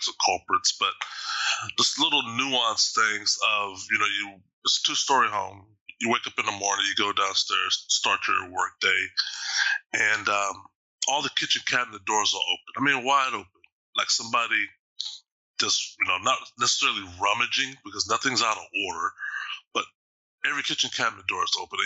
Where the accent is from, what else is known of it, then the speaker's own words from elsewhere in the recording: Austin, Texas, United States; now in Bothell, United States; I'm originally from Texas, Austin specifically